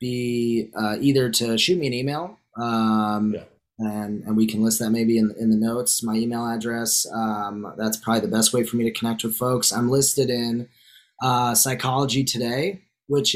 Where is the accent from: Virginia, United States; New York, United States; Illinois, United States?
New York, United States; Growing up in New York